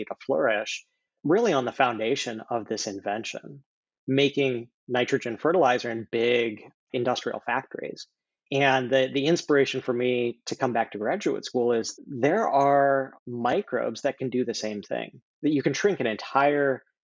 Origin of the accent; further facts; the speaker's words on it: Wyoming, United States; moved away as an adult; also born or lived in Iowa / Bay Area, California; I grew up in Wyoming and had grandparents in Michigan